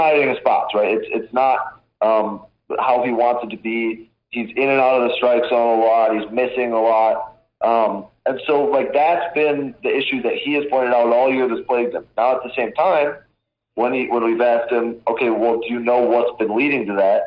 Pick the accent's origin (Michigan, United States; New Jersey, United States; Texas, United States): Michigan, United States; Western; growing up in Western Michigan, like lakes everywhere